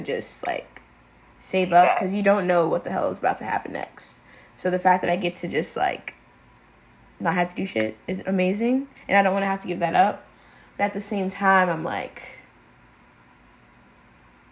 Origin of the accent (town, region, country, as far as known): Houston, Texas, United States; born or raised there; moved away as an adult; also born or lived in Ithaca / New York City